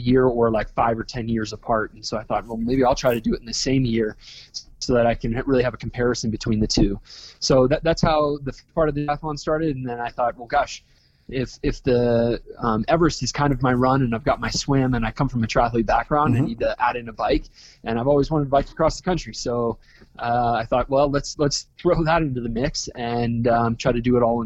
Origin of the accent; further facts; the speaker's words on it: Park City, Utah, United States; also born or lived in California; I was born and raised in Park City, Utah